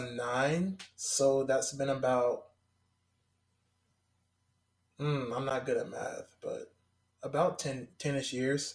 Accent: Nashville, Tennessee, United States; also born or lived in South Carolina / North Carolina; But more about me, I grew up here in Nashville. Moved in a big circle from like North Carolina. Well, South Carolina to North Carolina, then back to here.

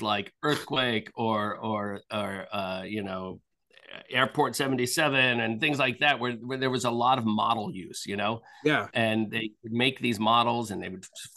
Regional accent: outside of Philadelphia, Pennsylvania, United States; I grew up outside of Philadelphia.

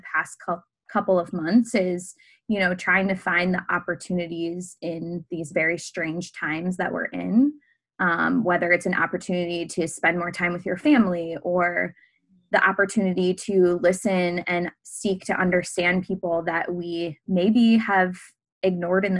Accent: Minnesota, United States; moved away as an adult; now in Iowa City, United States; I'm originally from Minnesota and I grew up dancing at a studio there and my high school dance team

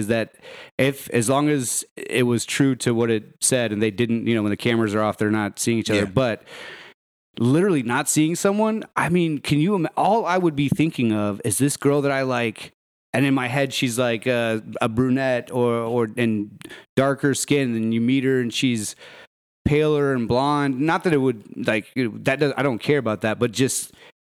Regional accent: Arlington, Texas, United States; now in Dallas, United States; I'm from Arlington

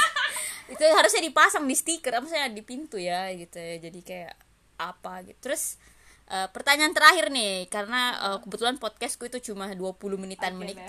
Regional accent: Makassar, South Sulawesi, Indonesia; moved away; also born or lived in Jakarta

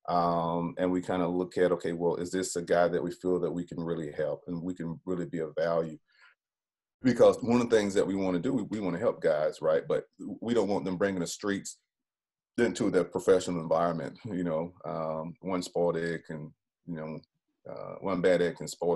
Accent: Greenville, South Carolina, United States; Greenville, South Carolina is my hometown

